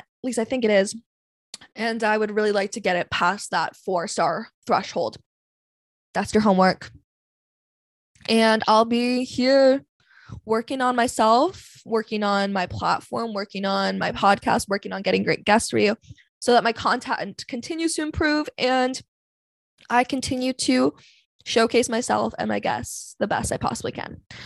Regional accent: Vancouver, British Columbia, Canada; I'm from Vancouver

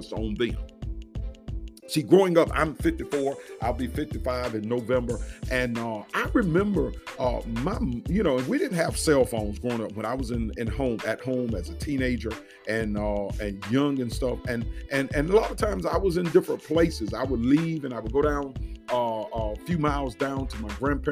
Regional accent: United States; We enjoy this freedom as Americans

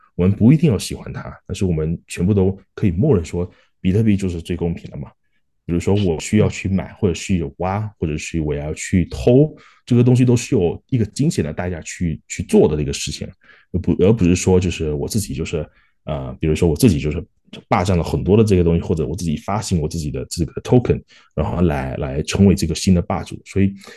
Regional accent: Malaysia; also born or lived in Singapore; now in Australia; 我是马来西亚出生的华人，然后在新加坡念书，然后现在在澳洲也是有，就，就是工作嘛

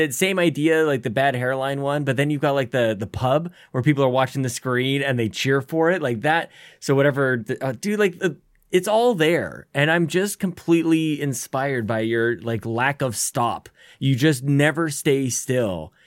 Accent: Canada; being Canadian

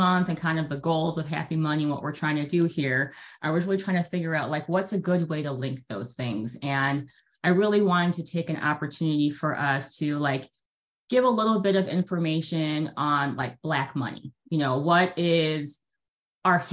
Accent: Chicago, Illinois, United States; we grew up in Chicago, Illinois area

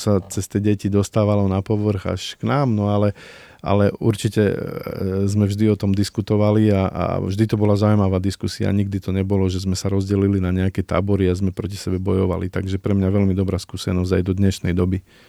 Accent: Slovakia; Ja pochádzam z Tatier

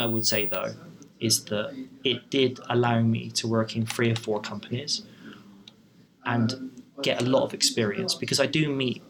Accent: Bristol, South West England, United Kingdom; I wanted to stay in my hometown, which was Bristol

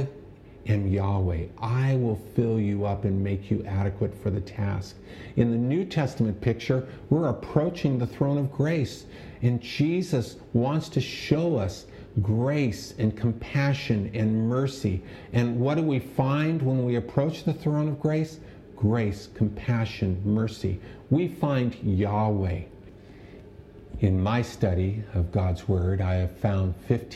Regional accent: Pico Rivera, California, United States; I grew up in Pico Rivera, and I had friends in high school who went to Catholic churches

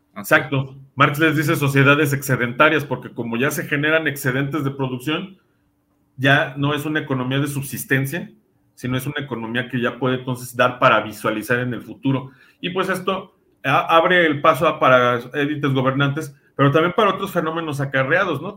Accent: Mexico; nosotros como mexicanos

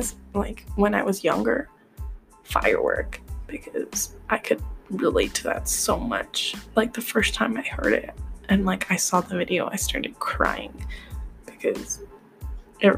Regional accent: Midwest, United States; I'm American, so like, I'm Midwestern

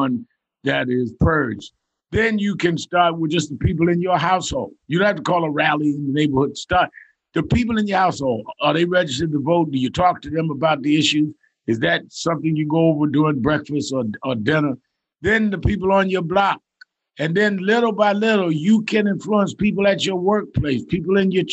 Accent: New York, United States; I was raised in New York, born and raised there.

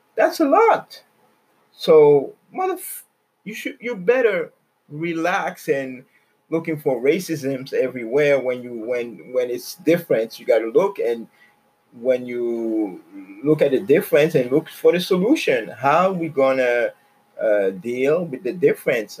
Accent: Quebec, Canada; now in Toronto, Canada; I grew up in Quebec

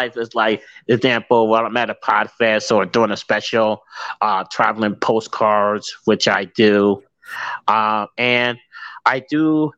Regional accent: New Jersey, United States; now in St. Louis, United States; I can't tell you the state, but it's two letters, NJ

